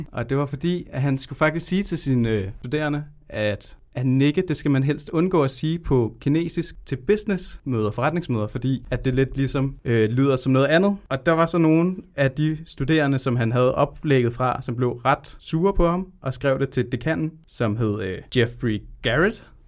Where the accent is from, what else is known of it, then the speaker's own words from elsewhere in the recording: Tølløse, Zealand, Denmark; also born or lived in Colombia; jeg kommer fra Tølløse i Vestjylland